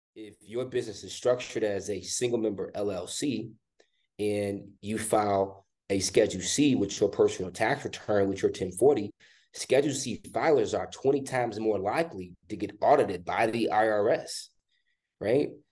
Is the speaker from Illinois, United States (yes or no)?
yes; Chicago, Illinois, United States; born and raised in Chicago, Illinois